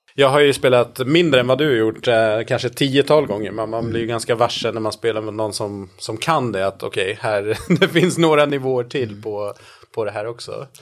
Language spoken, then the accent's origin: Swedish; Gotland, Sweden; now in Stockholm, Sweden; i Stockholm där jag bor och sen är jag uppvuxen på Gotland